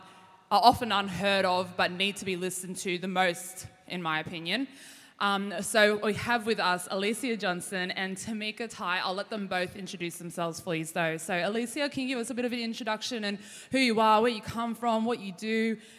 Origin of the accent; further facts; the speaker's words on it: Campbelltown, New South Wales, Australia; also born or lived in Central West, New South Wales; I am a proud Wawan woman from Central West in New South Wales. But I grew up on Darawal country in Campbelltown.